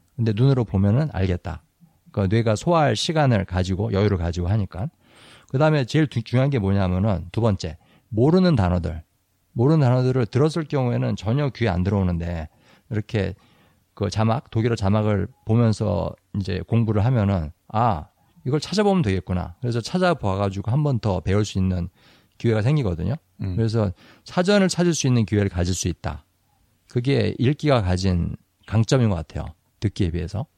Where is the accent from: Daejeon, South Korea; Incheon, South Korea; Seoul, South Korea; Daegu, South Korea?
Seoul, South Korea; 저는 이제 서울 사람이니까 표준말을 쓰는데